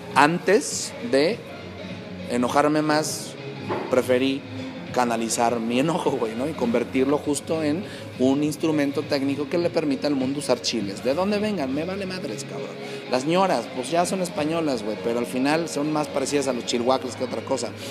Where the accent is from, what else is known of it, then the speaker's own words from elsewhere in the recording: Mexico; como mexicano, como cocinero mexicano